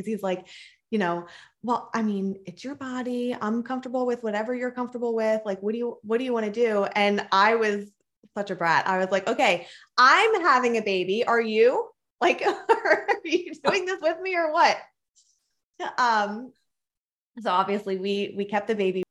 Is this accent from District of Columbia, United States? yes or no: no; Philadelphia, Pennsylvania, United States; I grew up in Philadelphia, Pennsylvania, and then I moved to a very small town when I was a sophomore in high school.